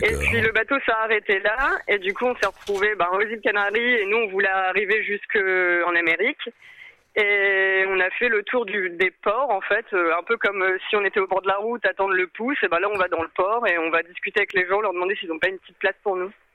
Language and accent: French; Amiens, Hauts-de-France, France; moved away as an adult; nous, on vient de Amiens, du nord de la France, et on est parti du coup de Amiens faire le tour du monde